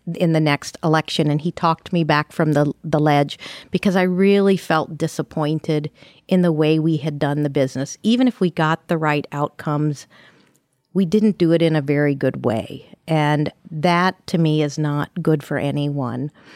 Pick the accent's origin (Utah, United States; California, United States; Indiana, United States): Indiana, United States; Ferdinand; I'm from Southern Indiana, little town of Ferdinand